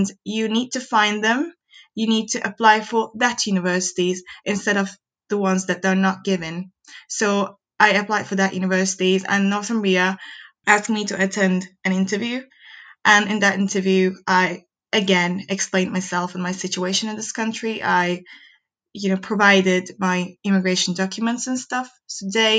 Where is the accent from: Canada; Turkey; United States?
Turkey; moved away as an adult; now in Newcastle, United Kingdom; I'm from Turkey